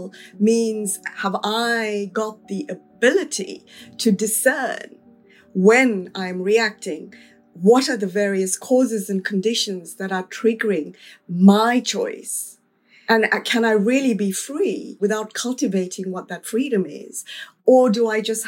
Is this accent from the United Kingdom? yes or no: no; South Africa; In terms of South Africa, when I was growing up